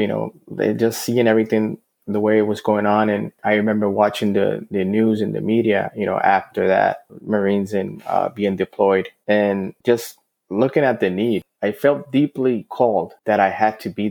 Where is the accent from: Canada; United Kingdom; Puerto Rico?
Puerto Rico; Fajardo; I grew up in Fajardo, Puerto Rico